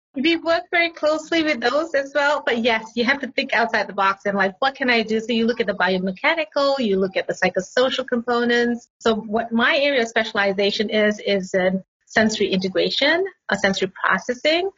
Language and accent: English; Malaysia; moved away as an adult; also born or lived in Singapore / Pittsburgh, United States; now in North Carolina, United States; I grew up in Malaysia, but I studied in Singapore most of my life